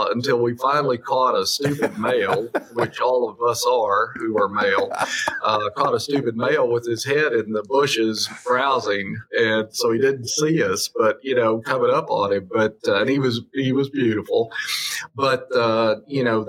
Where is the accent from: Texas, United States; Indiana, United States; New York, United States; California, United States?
Texas, United States; Abilene; what I grew up around in Abilene, Texas